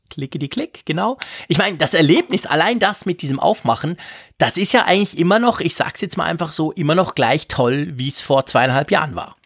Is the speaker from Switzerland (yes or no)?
yes; Switzerland; als Schweizer